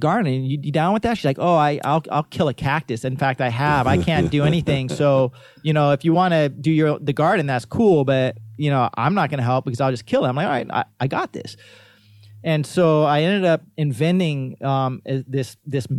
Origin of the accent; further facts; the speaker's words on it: Waimanalo, Hawaii, United States; as a kid growing up in Waimanalo